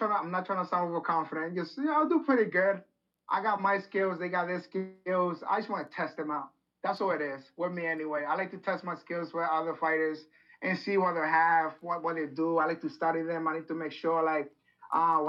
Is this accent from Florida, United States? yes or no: no; Rhode Island, United States; born or raised there